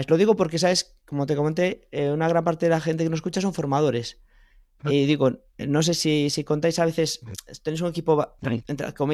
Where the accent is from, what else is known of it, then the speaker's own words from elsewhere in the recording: Galicia, Spain; Además, siendo gallegos, no hay excusa.